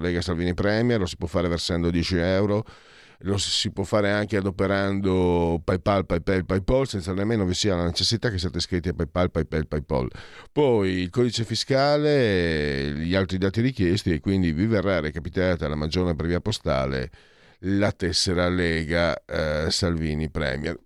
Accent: Italy; also born or lived in Friuli-Venezia Giulia / Veneto; sono mezzo friulano e mezzo vento

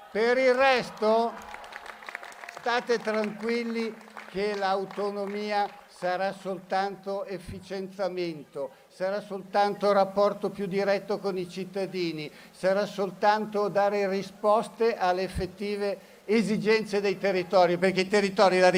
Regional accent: Lombardy, Italy; Il mio pensiero da Lombardo è stata noi ci siamo, noi siamo già pronti e dove meglio se non in Lombardia?

